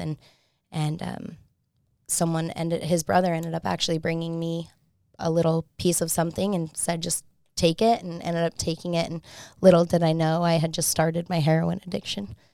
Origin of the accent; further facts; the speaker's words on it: Salt Lake City, Utah, United States; I'm from Salt Lake